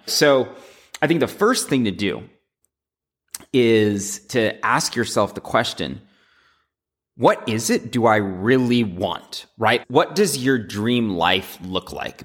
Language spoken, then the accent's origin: English; United States; Growing up in America